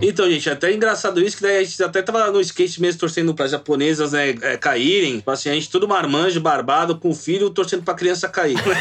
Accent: Brazil; nós somos brasileiros

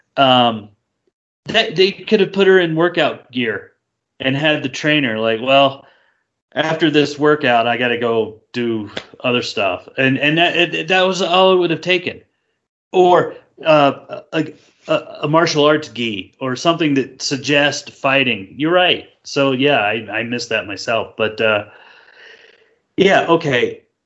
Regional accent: United States; I'm an American

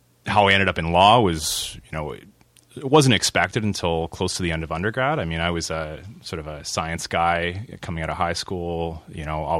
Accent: St. Catharines, Ontario, Canada; moved away as an adult; also born or lived in Oakville, Ontario / Toronto, Ontario; now in Timmins, Canada; I'm not from Timmins. I grew up in Southern Ontario, in Oakville and then St. Catharines

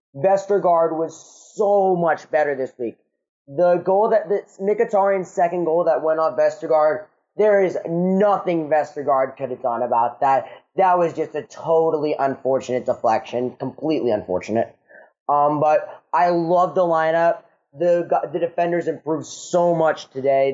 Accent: United States; I'm from the United States

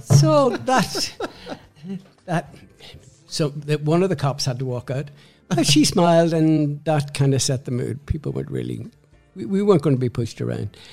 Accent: Belfast, Northern Ireland, United Kingdom; moved away as an adult; also born or lived in Dublin; now in London, United Kingdom; I was born in Belfast and um, came out at the time when the Troubles were starting.

